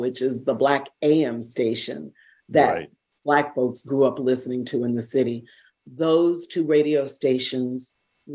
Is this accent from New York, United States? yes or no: yes; New York City, New York, United States; also born or lived in Queens, New York / Puerto Rico / Harlem, New York; I was born in Queens at the St. Albans Naval Hospital, taken out of the borough immediately to the Bronx, which is where my family lived at the time. And then we moved to Puerto Rico for a period of time when I was maybe about nine. And then going into my teenage years, we moved to Harlem